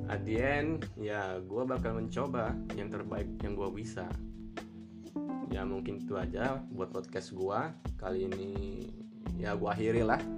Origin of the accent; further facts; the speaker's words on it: Bandar Lampung, Lampung, Indonesia; Gua dari Bandar Lampung